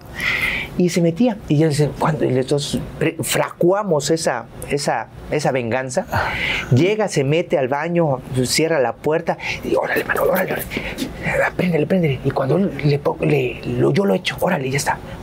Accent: Jarocho, Veracruz, Mexico; also born or lived in Poza Rica; soy jarocho

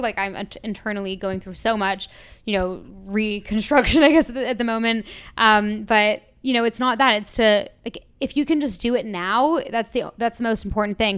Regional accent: Toronto, Ontario, Canada; moved away as an adult; also born or lived in London; I'm from Toronto originally. I moved to London when I was eighteen with just the dream of leaving Toronto.

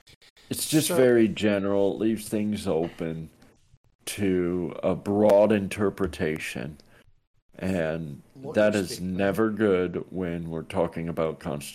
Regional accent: Canada; I'm a Canadian. That only happens in Canada.

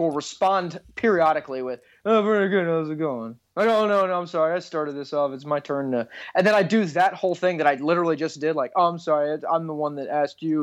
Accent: Texas, United States; I grew up in Texas

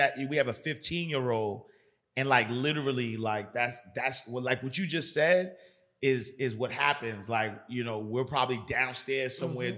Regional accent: New York City, New York, United States; I grew up in Harlem

